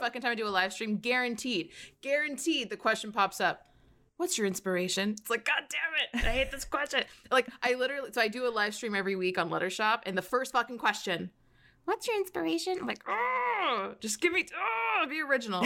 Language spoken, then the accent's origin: English; United States; accent: American; As an American, I'm just like, it's American accent